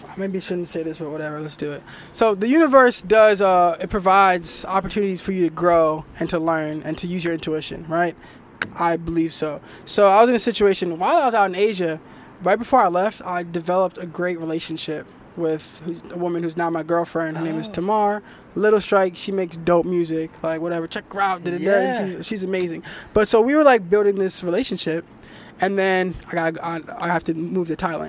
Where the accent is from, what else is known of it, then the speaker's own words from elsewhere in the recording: Philadelphia, Pennsylvania, United States; we're from Philly